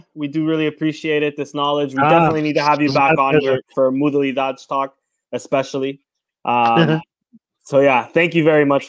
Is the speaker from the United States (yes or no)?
no; Toronto, Ontario, Canada; over here where I'm from Toronto.